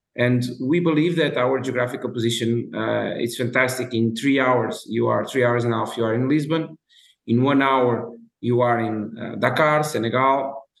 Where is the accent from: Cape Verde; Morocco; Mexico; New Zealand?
Cape Verde; we are from Cabo Verde, a small nation in West Africa